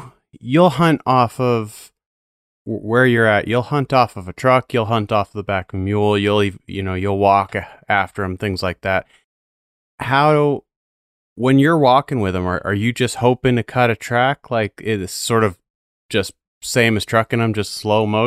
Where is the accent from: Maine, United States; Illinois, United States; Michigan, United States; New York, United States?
Maine, United States; I'm from Maine